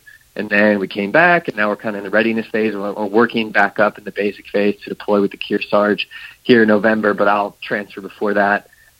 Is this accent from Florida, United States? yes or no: no; St. Louis, Missouri, United States; moved away as an adult; So I grew up in St. Louis, Missouri, lived there all 18 years.